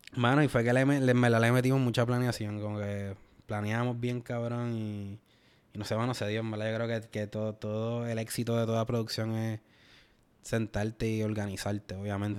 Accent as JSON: {"language": "Spanish", "country": "Puerto Rico", "said": "nosotros como puertorriqueños"}